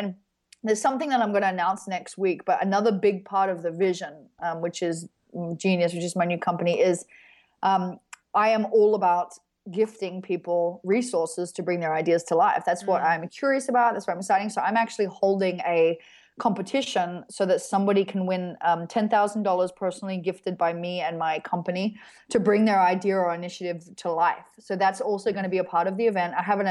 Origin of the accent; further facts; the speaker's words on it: Australia; because I'm Australian